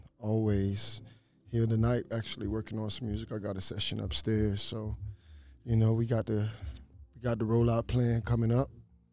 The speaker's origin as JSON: {"language": "English", "region": "Florida", "country": "United States", "said": "I'm from Dade County."}